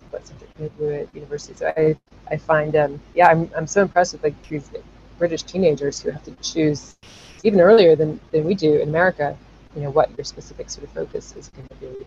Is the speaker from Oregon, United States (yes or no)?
no; Chapel Hill, North Carolina, United States; moved away as an adult; also born or lived in Geneva, Switzerland / Sierra Leone / Nairobi, Kenya; now in French Alps, France; I was born and raised, you know, age zero to 18 in Chapel Hill, North Carolina